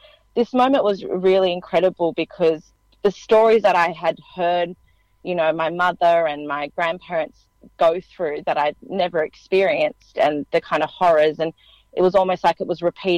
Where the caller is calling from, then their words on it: Fairfield, New South Wales, Australia; I'm actually in Fairfield on the lands of the Cabrigal people of the Darug Nation, which is actually quite a significant site, Fairfield.